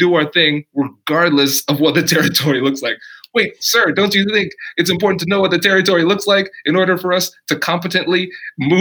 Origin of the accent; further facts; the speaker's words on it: Tiffin, Ohio, United States; I grew up in Tiffin, Ohio, so small town Ohio